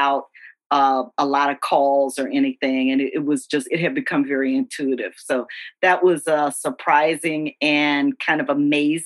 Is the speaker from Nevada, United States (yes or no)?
no; Louisiana, United States; I'm from Louisiana.